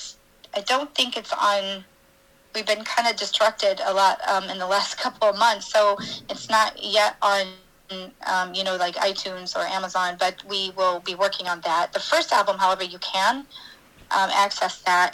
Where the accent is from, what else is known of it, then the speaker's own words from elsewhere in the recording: Elkhart, Indiana, United States; moved away as an adult; now in Israel; growing up in Indiana